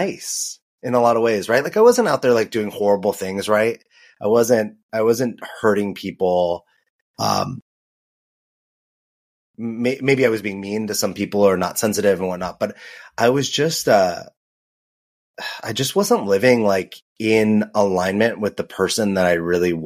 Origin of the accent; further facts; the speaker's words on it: Los Angeles, California, United States; moved away; also born or lived in New York; I grew up in Los Angeles. I lived in New York.